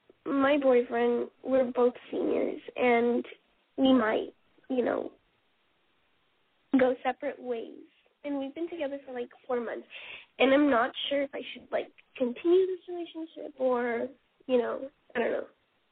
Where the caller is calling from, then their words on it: California, United States; in California.